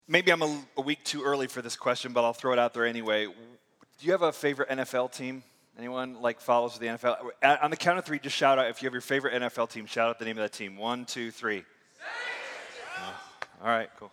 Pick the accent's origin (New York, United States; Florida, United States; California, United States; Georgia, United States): Florida, United States; near Tampa; also born or lived in Michigan; I grew up near near Tampa